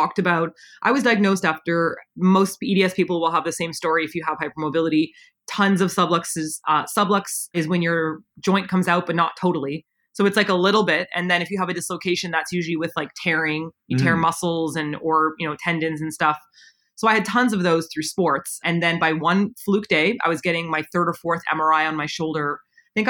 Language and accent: English; Canada; moved away as an adult; also born or lived in South Korea; Simon is my husband and we were both born in Canada